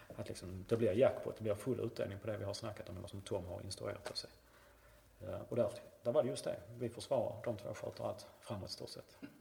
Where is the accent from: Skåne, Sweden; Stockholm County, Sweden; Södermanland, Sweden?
Skåne, Sweden; Malmö; also born or lived in St. Louis, United States; jag var ju Husikille, spelade till Husie egentligen från jag var sju år till jag var 23